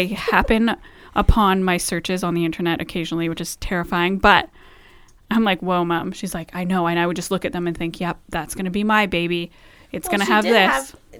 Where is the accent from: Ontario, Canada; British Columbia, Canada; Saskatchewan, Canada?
British Columbia, Canada; Vancouver; growing up in Vancouver, Lower Mainland.